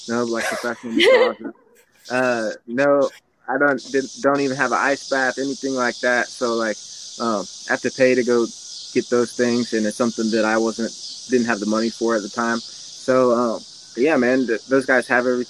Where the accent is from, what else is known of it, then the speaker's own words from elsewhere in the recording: Kansas City, Missouri, United States; I was born in Kansas City, so like out here in the country